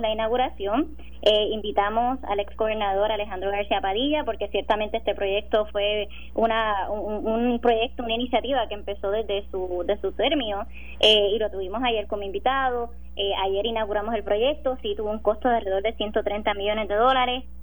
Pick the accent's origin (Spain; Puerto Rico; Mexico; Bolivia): Puerto Rico; Sabana Grande; yo soy de Sabana Grande, mi familia vive en Sabana Grande